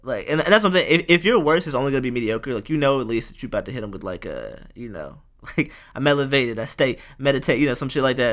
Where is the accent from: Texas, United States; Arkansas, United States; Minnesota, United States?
Texas, United States; Houston; I'm from Houston too